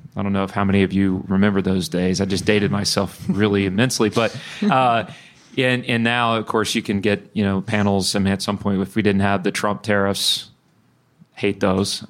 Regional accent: Bryan, Texas, United States; also born or lived in Houston; I grew up in Bryan

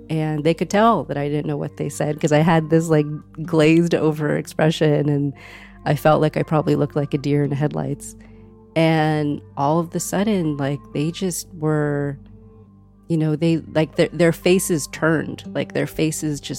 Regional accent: California, United States; Growing up in California, Spanish was ubiquitous.

